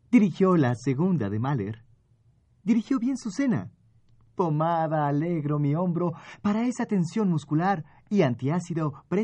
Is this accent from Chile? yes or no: no; Poland; now in Paris, France; De veras, soy polaco, pero llevo muchos años en París.